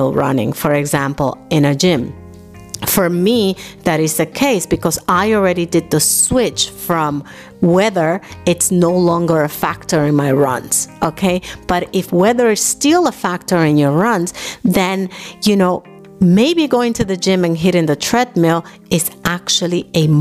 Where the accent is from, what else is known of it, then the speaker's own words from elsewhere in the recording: New York City, New York, United States; moved away as an adult; also born or lived in Dominican Republic; now in Germany; I was born in Dominican Republic, I grew up in New York City